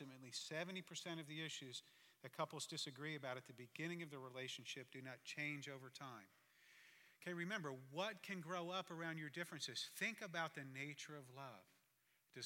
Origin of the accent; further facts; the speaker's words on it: Jersey Shore, New Jersey, United States; I'm from the Jersey Shore, but not the one you've seen on MTV